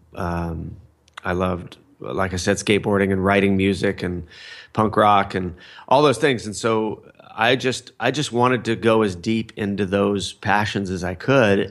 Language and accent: English; Fullerton, California, United States; I grew up in Fullerton, California